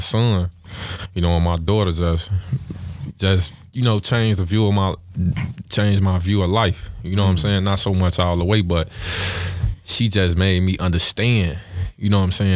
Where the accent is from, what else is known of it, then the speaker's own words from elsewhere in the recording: Chicago, Illinois, United States; also born or lived in Stateway Gardens, Chicago; I was raised in the Ickies